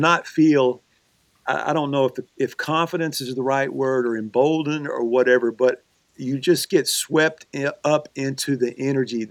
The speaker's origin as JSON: {"language": "English", "region": "Louisiana", "country": "United States", "tie": "born or raised there", "moved": "yes", "said": "I was born in Louisiana"}